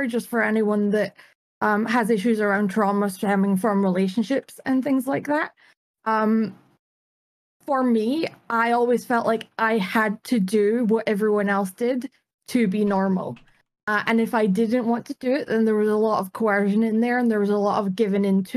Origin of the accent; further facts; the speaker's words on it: Dundee, Scotland, United Kingdom; I'm from Scotland. I'm from a town in Scotland, or a city in Scotland called Dundee